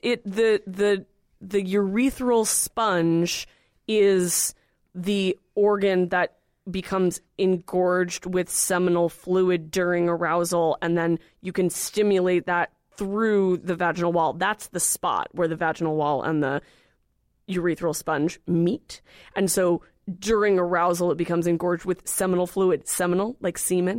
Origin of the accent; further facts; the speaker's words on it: California, United States; I'm from California